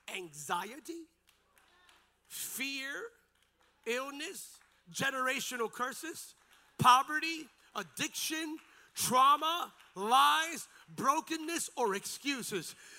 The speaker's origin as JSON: {"language": "English", "area": "Lehigh Valley, Bethlehem, Allentown, Easton area", "region": "Pennsylvania", "country": "United States", "tie": "born or raised there", "said": "I grew up in the Lehigh Valley, Bethlehem, Allentown, Easton area"}